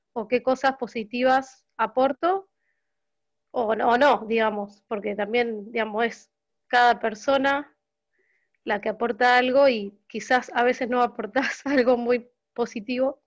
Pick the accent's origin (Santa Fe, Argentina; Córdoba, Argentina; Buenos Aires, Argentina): Santa Fe, Argentina; Rosario; de Rosario, Santa Fe, Argentina